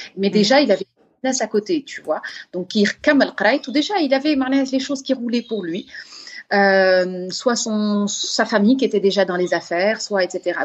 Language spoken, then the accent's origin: French; Gabon; moved away; moi, j'ai grandi au Gabon